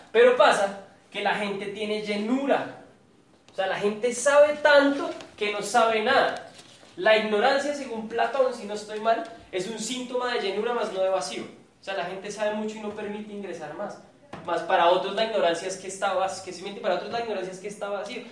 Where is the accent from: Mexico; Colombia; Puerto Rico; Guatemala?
Colombia